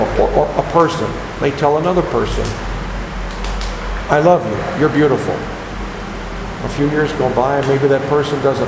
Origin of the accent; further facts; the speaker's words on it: United States; I'm an American and a taxpayer